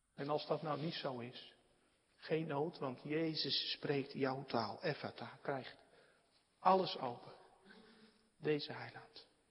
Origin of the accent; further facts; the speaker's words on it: Netherlands; we ook als Nederlanders